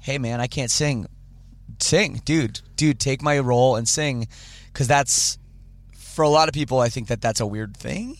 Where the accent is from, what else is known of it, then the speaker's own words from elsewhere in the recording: Canada; I'm Canadian